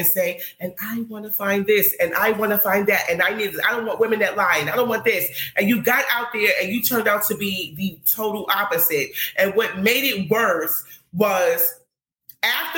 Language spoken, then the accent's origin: English; New York City, New York, United States; I'm from Harlem